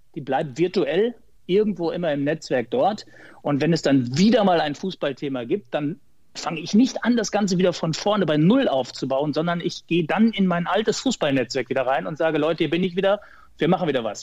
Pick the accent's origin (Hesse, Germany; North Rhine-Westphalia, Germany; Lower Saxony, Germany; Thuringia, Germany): North Rhine-Westphalia, Germany; Ottfingen; gebürtiger Sauerländer aus Ottfingen im Sauerland, kleines Dorf